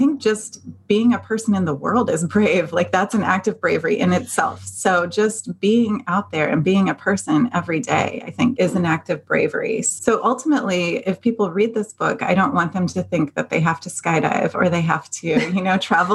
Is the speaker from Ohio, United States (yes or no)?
yes; Dayton, Ohio, United States; moved away as an adult; also born or lived in Cincinnati, Ohio; now in California, United States; me growing up in Dayton, Ohio